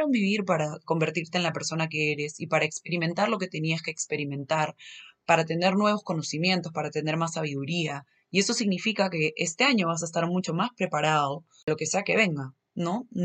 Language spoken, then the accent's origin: Spanish; Lima, Peru; yo soy de Lima, soy de Perú, pero probablemente en muchos momentos se me va a salir un acento así medio mexicano.